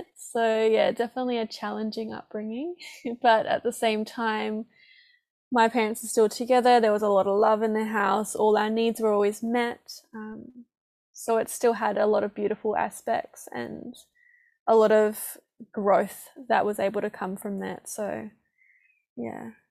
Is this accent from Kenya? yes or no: no; Perth, Western Australia, Australia; moved away as an adult; also born or lived in Gold Coast, Australia; now in New Zealand; northern suburbs. So past Joondalup in Butler.